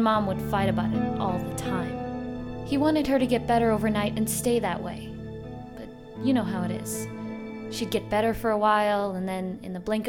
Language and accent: English; Chicago, Illinois, United States; I grew up in Chicago most of my life, inner city. It was okay.